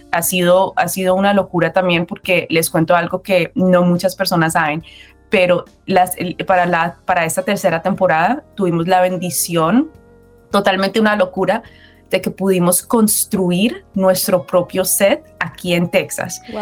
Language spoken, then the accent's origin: Spanish; Colombia; yo soy colombiana